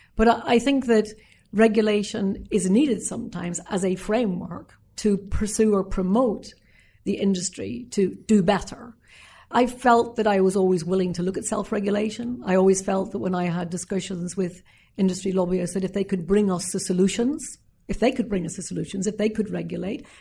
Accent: Northern Ireland, United Kingdom; my time as a young girl growing up in Northern Ireland

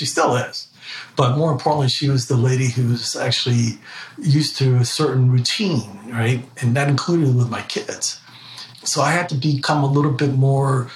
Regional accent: Ecuador; now in United States; I'm actually from Ecuador, South America, and my Spanish has gotten better

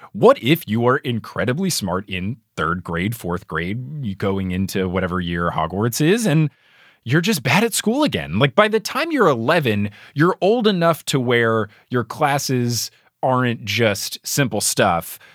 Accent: New Jersey, United States; New Jersey, my home state

